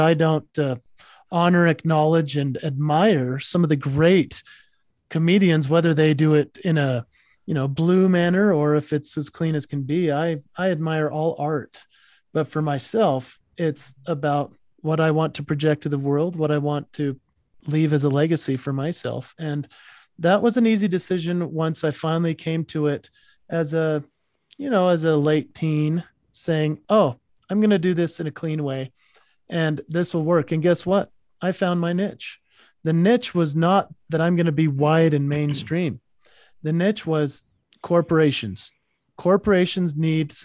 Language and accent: English; Utah, United States; the guy from Utah